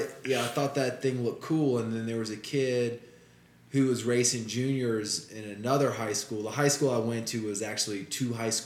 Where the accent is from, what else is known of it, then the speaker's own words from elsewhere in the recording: Richmond, Virginia, United States; moved away as an adult; I was born in Richmond, Virginia. Okay. I grew up there. Graduated high school there in 92.